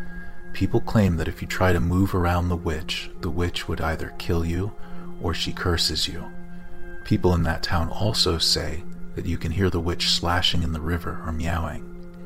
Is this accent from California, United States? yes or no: yes; California, United States; I'm from California.